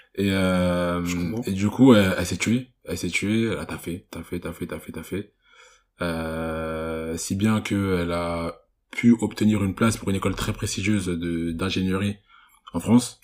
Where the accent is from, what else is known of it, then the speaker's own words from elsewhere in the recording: Cameroon; je suis camerounais